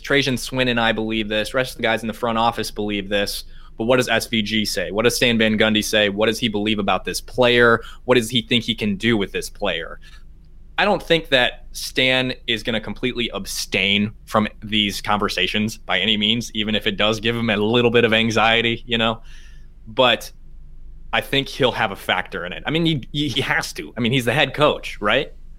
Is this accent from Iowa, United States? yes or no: yes; Iowa, United States; now in Madison, United States; I'm from Iowa, really small town papers in Iowa